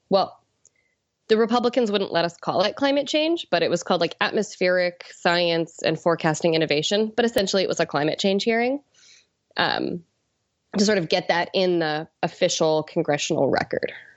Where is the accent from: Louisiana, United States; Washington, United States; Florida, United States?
Washington, United States; moved away; coming from Washington to wanna work for my home state senator